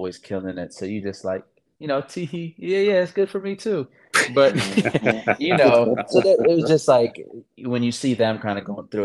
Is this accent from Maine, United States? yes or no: no; Akron, Ohio, United States; moved away as an adult; also born or lived in Raleigh, North Carolina / Los Angeles, California / New York; now in San Diego, United States; I moved when I was like a year to Akron. I did everything in Akron. I grew up there